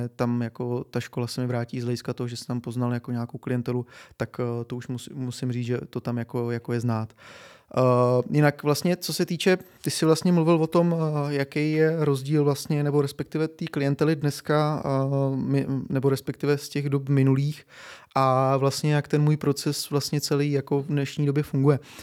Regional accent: Czechia; my Češi

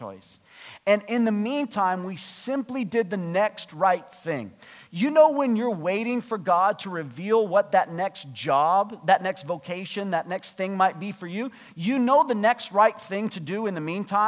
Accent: United States; now in Canada; I'm American

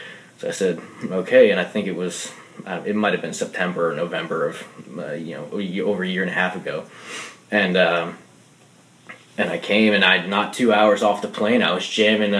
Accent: New Jersey, United States; moved away as an adult; now in Nashville, United States; I'm from New Jersey

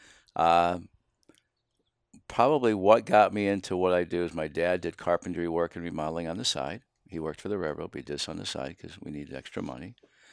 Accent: Sayre, Pennsylvania, United States; I grew up in northeastern Pennsylvania, right on the Susquehanna River, a little town called Sayre, S-A-Y-R-E

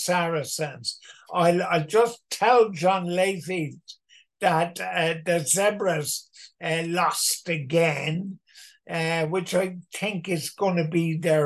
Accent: Cork, Munster, Ireland; moved away; I'm from Cork, so Munster is my team. And you can never, no matter how long I've been left Cork, you can't take Munster away from me

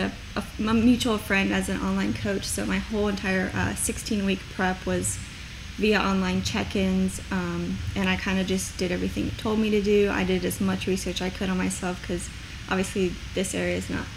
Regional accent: Independence, Kentucky, United States; also born or lived in Minnesota / Crescent Springs, Kentucky; I'm from Independence. I currently live off of Buttermilk over in Crescent Springs.

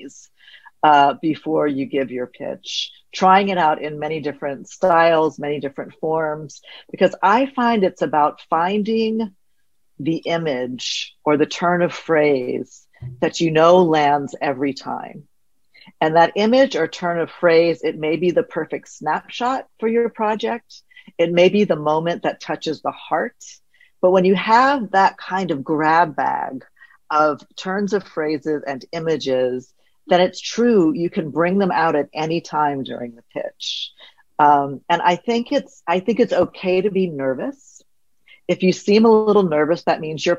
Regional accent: the South, United States; I'm from the South

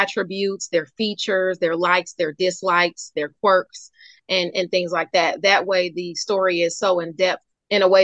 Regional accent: Detroit, Michigan, United States; I'm from Detroit. I was born in Detroit.

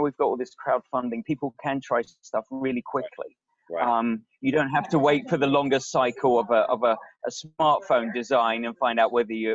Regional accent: England, United Kingdom; now in Silicon Valley, United States; we are both English.

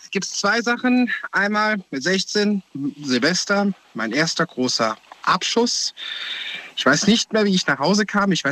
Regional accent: Koblenz, Rhineland-Palatinate, Germany; Ich komme aus der Ecke von Koblenz.

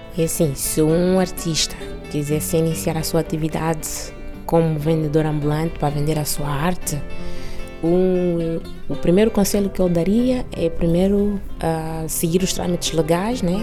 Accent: Bié, Angola; moved away as an adult; now in Lisbon, Portugal; nasci em Angola, especificamente na província do Bié. Vim para Portugal com 22 anos.

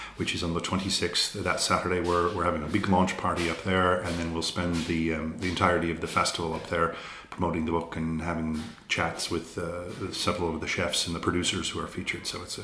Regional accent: United States; accent: American; also born or lived in 18 or 19 US states; now in Ireland; I'm an American who lived in, I think, 18 or 19 different states. So my accent from America is a bit mucky. And then my family originally came from Fermanagh in the north.

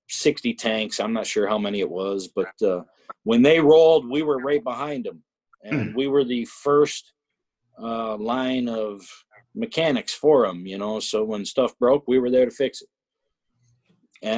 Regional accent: Western New York, United States; also born or lived in Evansville, Indiana; I'm from here. I like it here in Western New York

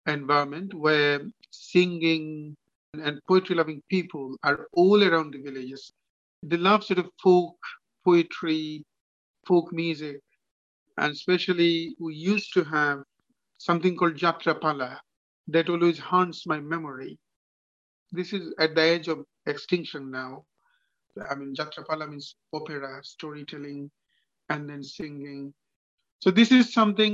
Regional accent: Bangladesh; moved away; I was born and grown up in Bangladesh. So like any other child, actually I was grown up in a village

